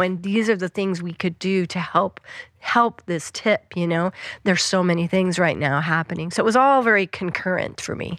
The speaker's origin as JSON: {"language": "English", "region": "Western Colorado", "country": "United States", "tie": "born or raised there", "moved": "yes", "said": "I grew up in Western Colorado"}